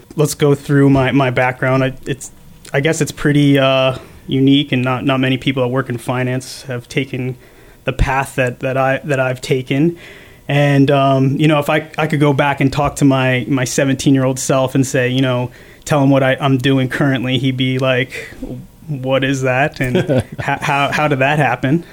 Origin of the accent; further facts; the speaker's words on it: Rumson, New Jersey, United States; I grew up in a small town on the northern Jersey Shore, or Rumson, in uh, Monmouth County